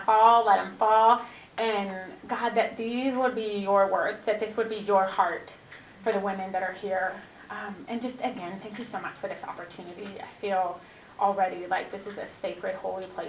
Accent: Washington, United States; moved away as an adult; also born or lived in Redding, California; I was born and raised in Washington.

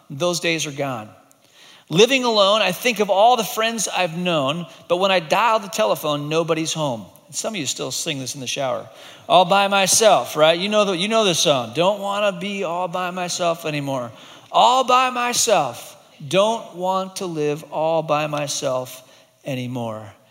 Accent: Hong Kong; many years ago, when I was growing up in Hong Kong, my brother and I would come back from boarding school

